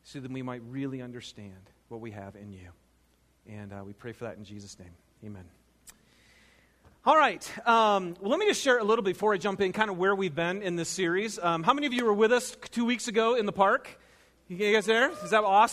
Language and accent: English; Michigan, United States; moved away; I'm from Michigan.